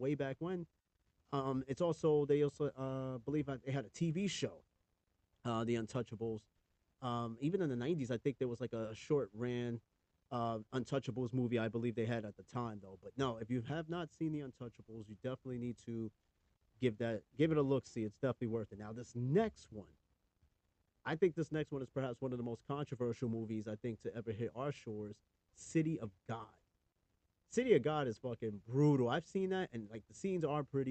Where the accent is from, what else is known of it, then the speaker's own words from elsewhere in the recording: New York, United States; I'm from New York, but people do make fun of me the way I talk, and they think I'm from Boston. I'm not from Boston.